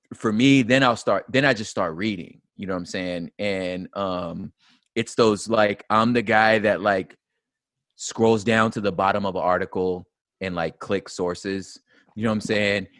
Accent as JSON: {"language": "English", "town": "Los Angeles", "region": "California", "country": "United States", "tie": "born or raised there", "said": "I moved to what's called the San Gabriel Valley, uh, which we would call SGV, and that's where essentially my formative years were"}